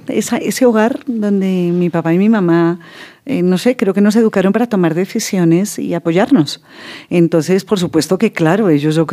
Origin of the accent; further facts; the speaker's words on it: Netherlands; Pues digamos que mm, mi infancia en Holanda, mi mamá, como les digo, es holandesa, y mi abuela, que me preguntaban por ella, mi abuela materna, holandesa, de la ciudad de Utrecht